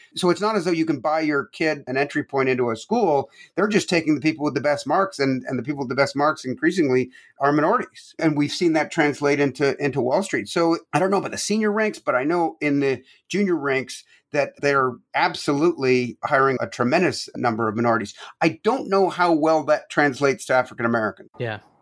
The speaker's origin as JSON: {"language": "English", "town": "Toronto", "region": "Ontario", "country": "Canada", "tie": "born or raised there", "also_born_or_lived": "Quebec, Canada", "moved": "as an adult", "lives_now": "United States", "said": "I was born in Quebec, Canada and grew up from age nine on in Toronto"}